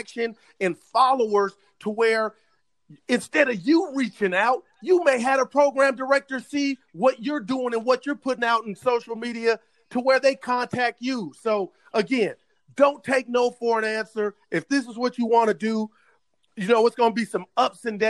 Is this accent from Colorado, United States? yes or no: no; Oakland, California, United States; I was born in Oakland.